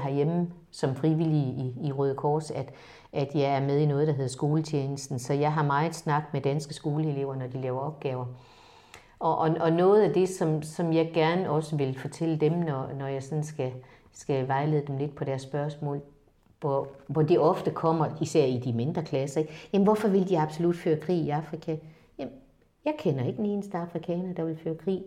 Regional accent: Denmark; jeg er faktisk også en af de danskere

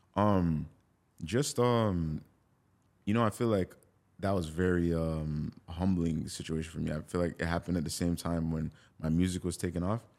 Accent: Jamaica; I'm Jamaican. I grew up on dancehall music

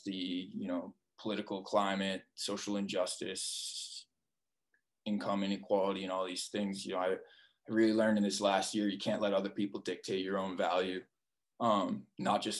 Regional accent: Massachusetts, United States; moved away as an adult; also born or lived in Denver / Minnesota / West Point; now in Pittsburgh, United States; I grew up in Massachusetts.

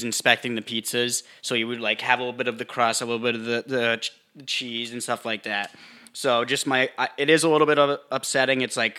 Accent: Canada; British Columbia, isn't it? I'm from Canada.

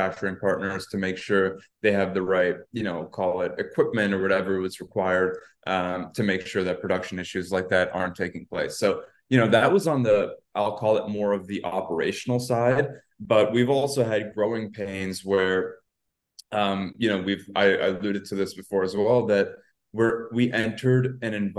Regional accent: Canada; I'm Canadian

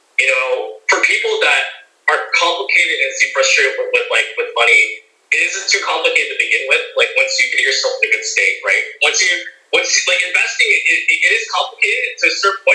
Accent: Philippines; we're Filipino

